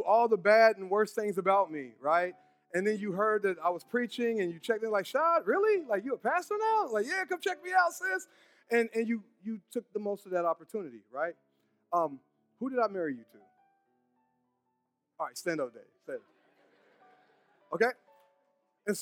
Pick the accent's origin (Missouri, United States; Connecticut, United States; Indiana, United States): Indiana, United States; Brownsburg; I'm from Brownsburg.